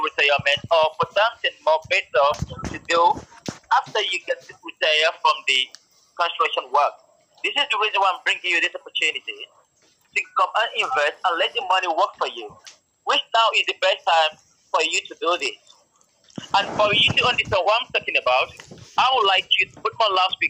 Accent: United Kingdom; I'm from the UK.

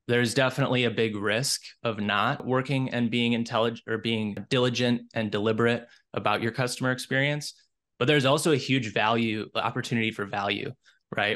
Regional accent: Minnesota, United States; I'm originally from Minnesota. I was born and raised here

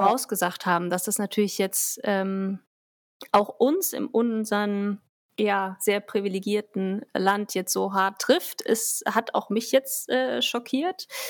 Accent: Germany; bei uns in Deutschland

